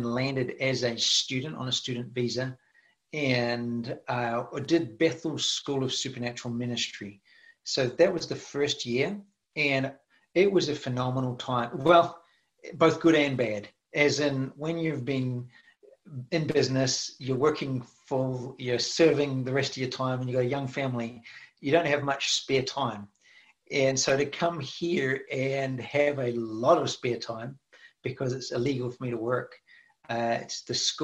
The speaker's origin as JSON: {"language": "English", "country": "New Zealand", "moved": "yes", "lives_now": "Redding, United States", "said": "I'm originally from New Zealand"}